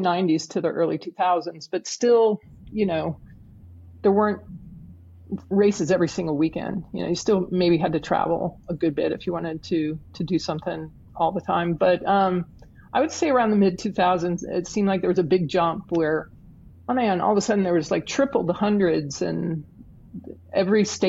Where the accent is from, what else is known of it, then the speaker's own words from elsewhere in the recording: Huntsville, Alabama, United States; my hometown